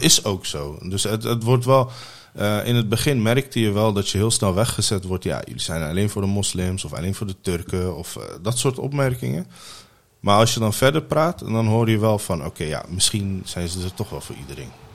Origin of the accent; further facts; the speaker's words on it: The Hague, South Holland, Netherlands; also born or lived in Mogadishu, Somalia / Ter Apel, Netherlands; als zevenjarige jongetje ben ik naar Nederland gekomen